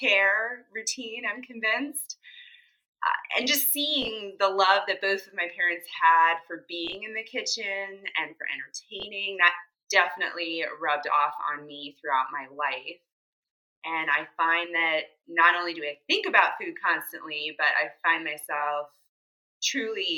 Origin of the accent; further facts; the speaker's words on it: Rockville, Maryland, United States; now in Baltimore, United States; I'm originally from Rockville, Maryland, so not too far from Baltimore